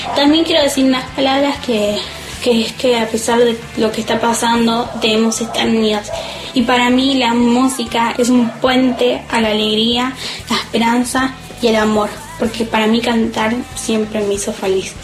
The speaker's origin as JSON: {"language": "Spanish", "town": "Lanús", "region": "Buenos Aires Province", "country": "Argentina", "said": "tengo 13 años y soy de Lanús"}